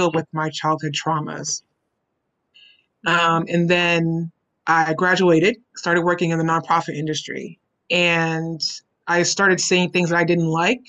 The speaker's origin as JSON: {"language": "English", "town": "Houston", "region": "Texas", "country": "United States", "tie": "born or raised there", "said": "I am from Houston, born and raised, native Houstonian, grew up in A-Leaf"}